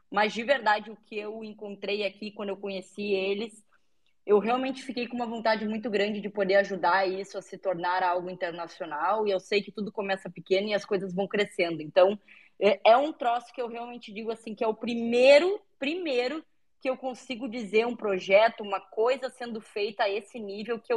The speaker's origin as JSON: {"language": "Portuguese", "country": "Brazil", "said": "Eu moro no Brasil, sou brasileiro, tudo daqui, mas estou fazendo tudo em inglês."}